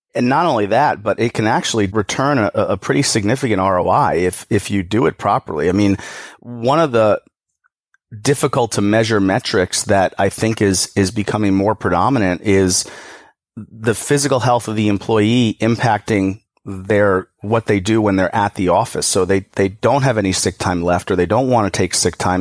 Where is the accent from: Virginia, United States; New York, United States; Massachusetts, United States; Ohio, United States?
New York, United States; I'm from New York.